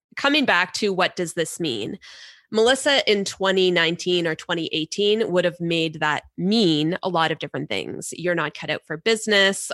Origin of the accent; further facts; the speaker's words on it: Canada; we're Canadian